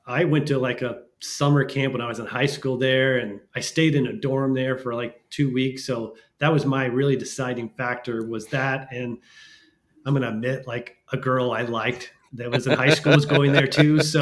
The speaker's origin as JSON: {"language": "English", "town": "Wichita", "region": "Kansas", "country": "United States", "said": "I'm from Wichita, Kansas"}